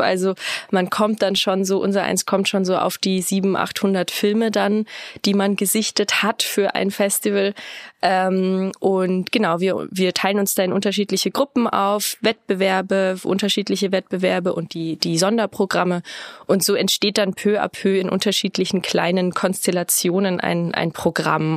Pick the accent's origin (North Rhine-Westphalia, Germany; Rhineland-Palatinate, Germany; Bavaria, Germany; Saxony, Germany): Bavaria, Germany; near Rosenheim, Upper; moved away as an adult; now in Regensburg, Germany; bin ich ursprünglich aus der Nähe von Rosenheim, Oberbayern